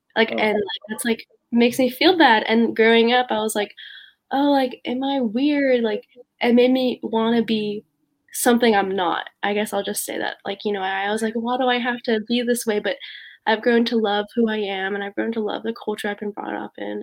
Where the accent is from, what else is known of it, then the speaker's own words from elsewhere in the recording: Raleigh, North Carolina, United States; growing up in North Carolina